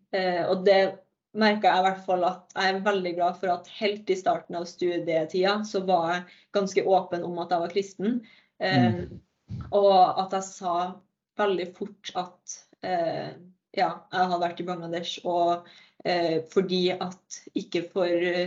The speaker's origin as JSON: {"language": "Norwegian", "town": "Verdal", "region": "Trøndelag", "country": "Norway", "moved": "as an adult", "lives_now": "Narvik, Norway", "said": "Jeg eh, kommer fra Verdalen"}